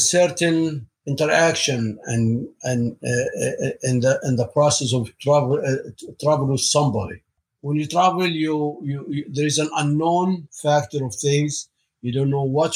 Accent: Egypt; moved away as an adult; now in United States; I grew up in Egypt, in an Egyptian family

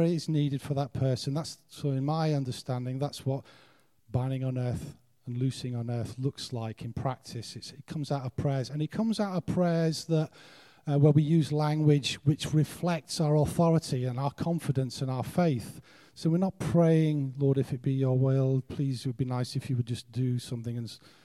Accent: United Kingdom

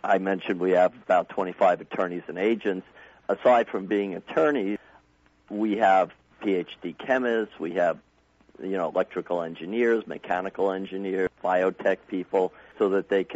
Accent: New York, United States; now in Arizona, United States; I was originally from New York.

